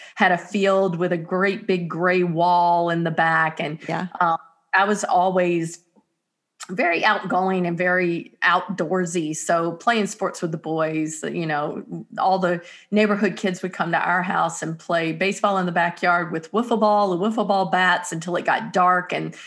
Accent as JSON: {"language": "English", "region": "North Carolina", "country": "United States", "tie": "born or raised there", "accent": "Southern", "moved": "as an adult", "said": "I am originally from North Carolina, Southern born, Southern bred, and I haven't lived there since I was 18 years old"}